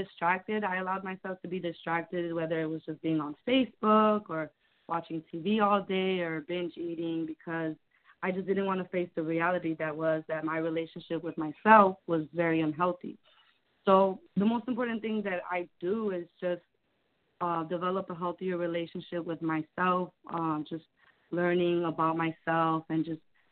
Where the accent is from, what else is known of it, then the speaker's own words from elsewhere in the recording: Chicago, Illinois, United States; I'm from Chicago.